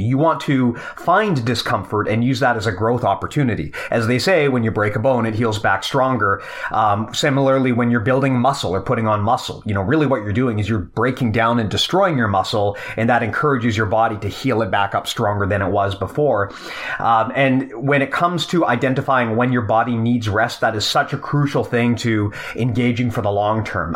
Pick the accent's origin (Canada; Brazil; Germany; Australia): Canada; as a Canadian